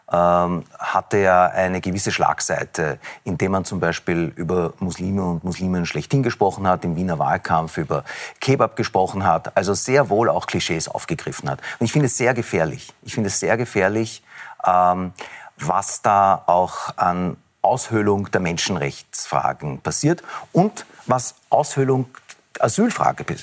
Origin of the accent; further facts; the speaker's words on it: Israel; born there; Es ist aber nicht so, dass das, was in meinem Geburtsland vor sich geht, äh, ein Kampf ist gegen den Islam, sondern es ist ein Konflikt um ein Land zwischen zwei Nationen.